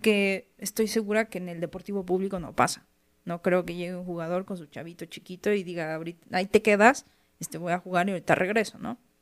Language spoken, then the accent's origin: Spanish; Mexico; aquí en México es algo que, desde chiquito tienes mucho